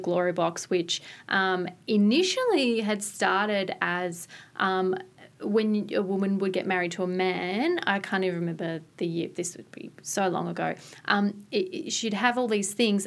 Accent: Gippsland, Victoria, Australia; I grew up in the country, Gippsland

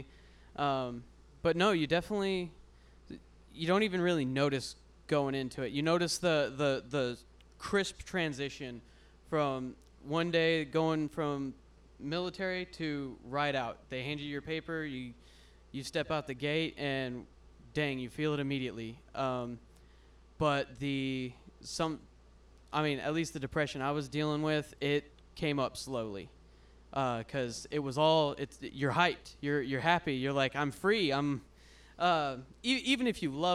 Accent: Central Texas, United States; I was born in Central Texas

